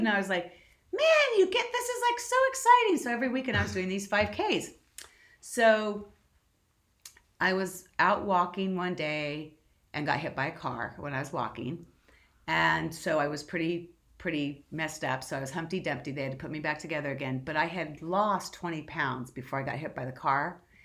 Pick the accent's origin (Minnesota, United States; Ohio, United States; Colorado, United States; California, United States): California, United States; Southern; I'm born and raised in Southern California